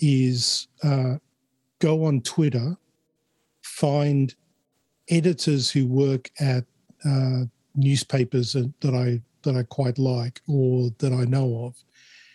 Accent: Chile; now in Australia; I wasn't born in Australia. I was born in Chile. So immigrating to Australia, we had to show our vaccination papers in order to immigrate

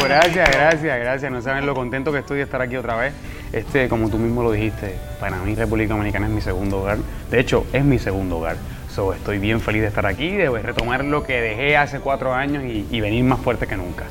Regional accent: Puerto Rico; el puertorriqueño es muy como, como ustedes los dominicanos, somos alegres

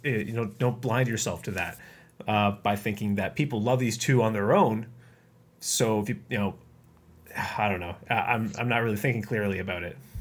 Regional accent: Canada; I'm Canadian

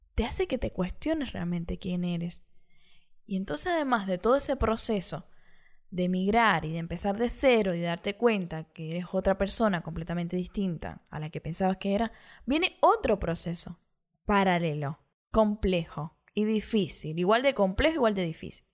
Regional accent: Cuba; moved away as an adult; now in Montevideo, Uruguay; me fui desde Cuba hacia Montevideo, Uruguay

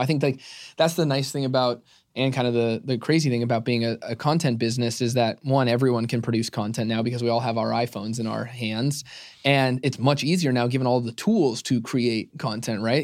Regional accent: Arizona, United States; I'm born and raised in Arizona

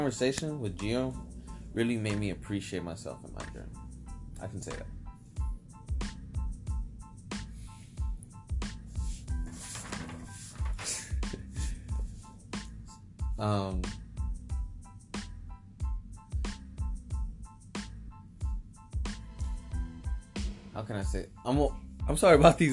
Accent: San Diego, California, United States; also born or lived in Venice Beach, Los Angeles; I grew up in San Diego for my teenagers, most of the part.

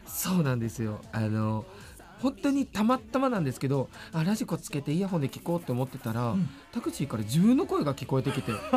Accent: Nagoya, Aichi, Japan; 名古屋生まれ、名古屋育ちのドラッグクイーン

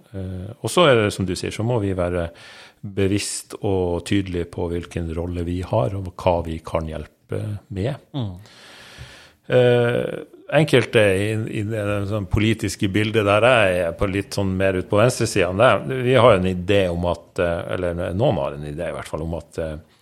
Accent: Narvik, Nordland, Norway; moved away; Narvik, det er min hjemby

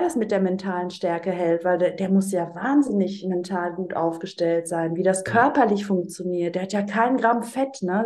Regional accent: Greece; das als Griechin

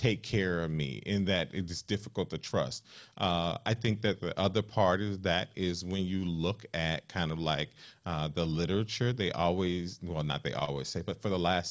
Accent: the South, United States; I grew up in the South, in Southern Baptist and Apostolic family

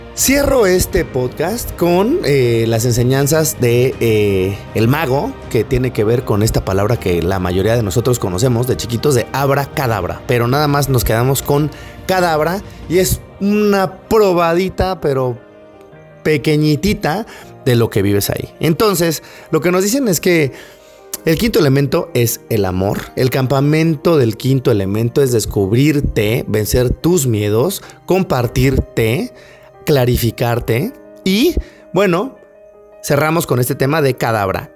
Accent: Mexico; Yo era el único mexicano perdido por ahí

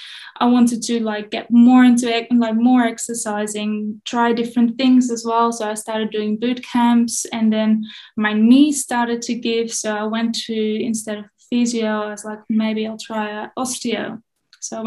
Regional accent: Netherlands; I grew up in the Netherlands

